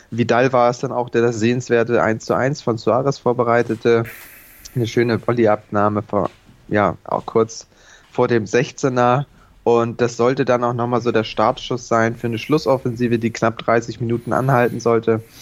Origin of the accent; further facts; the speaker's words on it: Hamburg, Germany; Von daher äh, sind wir Hamburger da, glaube ich, mittlerweile äh, cool genug, das schön zu ignorieren.